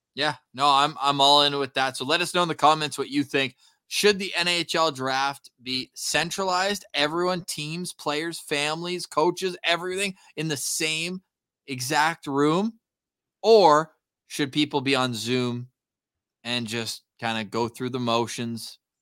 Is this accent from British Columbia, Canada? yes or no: no; Ottawa, Ontario, Canada; moved away; I'm from Ottawa, but don't live there right now